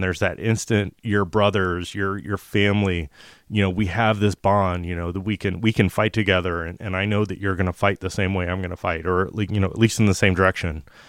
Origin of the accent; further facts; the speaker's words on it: United States; as an American man, uh, that's a spirit-filled Christian